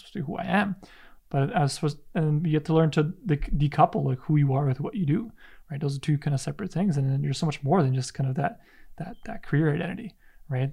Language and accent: English; Canada; a son of immigrant parents as well, and it's like I had the identity crisis. Like, am I Polish? Am I Canadian? Am I when I'm when I'm there, I'm more Canadian. When I'm here, I'm more Polish.